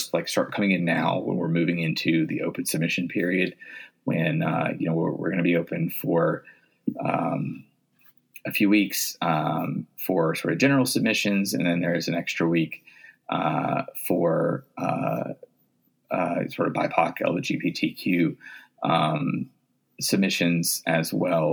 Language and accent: English; the South, United States; moved away as an adult; also born or lived in Virginia / Tennessee / Mississippi; now in Saint Paul, United States; I grew up in the South. I grew up in Virginia and Tennessee, and I went to college in Mississippi